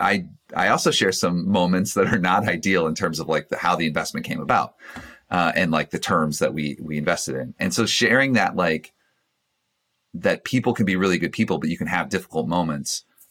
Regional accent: Georgia, United States; Single mom, four kids, growing up in Georgia

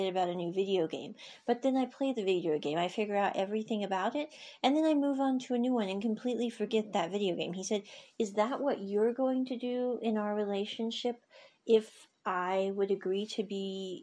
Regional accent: Midwest, United States; we're from the Midwest

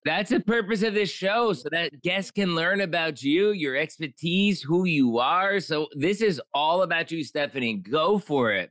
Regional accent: Pottsville, Pennsylvania, United States; moved away as an adult; also born or lived in Mexico; I moved from Pottsville, Pennsylvania, Coal Country, P A, all the way down to Mexico, lived there for about fifteen years

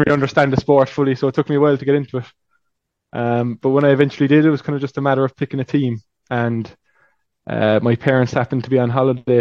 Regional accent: Cork, Munster, Ireland; moved away as an adult; now in Toronto, Canada; I'm from Cork, which is down south

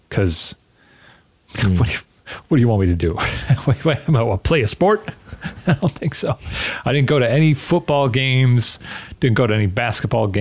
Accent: outside Chicago, Illinois, United States; I grew up outside Chicago in a suburb

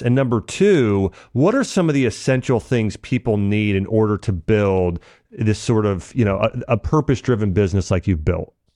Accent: Ohio, United States; I grew up in Ohio and kind of a a small neighborhood

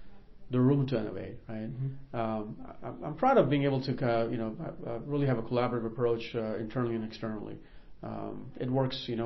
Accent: Northern Virginia, United States; also born or lived in Karachi, Pakistan / Arlington, Virginia / Boston; now in Dayton, United States; growing up in Northern Virginia

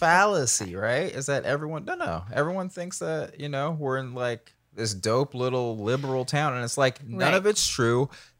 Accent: Georgia, United States; I grew up in a pretty, like, very southern place

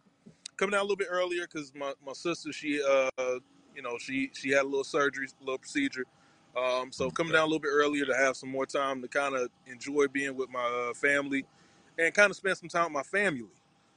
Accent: Tallahassee, Florida, United States; now in Grambling, United States; So I'm definitely going to enjoy being in my hometown and on my campus.

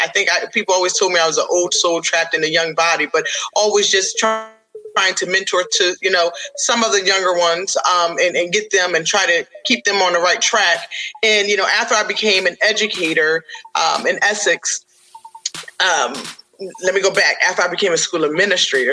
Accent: upstate New York, United States; moved away as an adult; also born or lived in Middle Peninsula, Virginia; now in Virginia, United States; I'm from New York, upstate New York originally, but again, I've been here in Virginia since 2004.

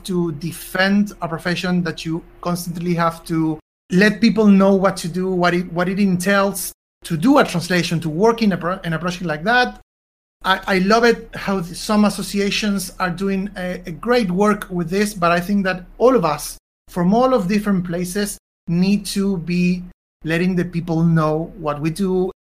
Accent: Argentina; I'm from Argentina

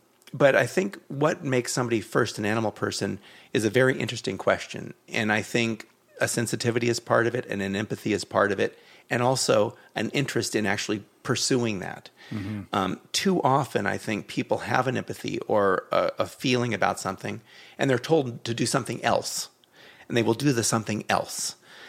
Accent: Los Angeles, California, United States; my folks are still in the same house I grew up in the Hollywood Hills.

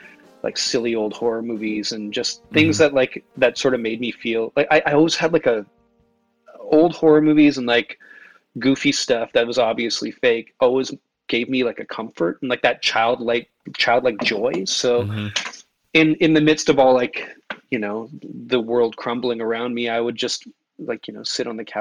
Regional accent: Toronto, Ontario, Canada; I grew up in Toronto, where it's a really multicultural city

